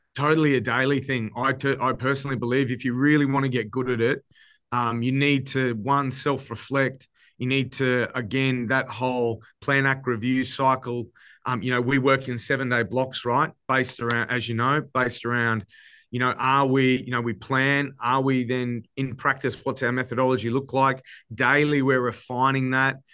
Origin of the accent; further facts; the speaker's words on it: Queensland, Australia; my home state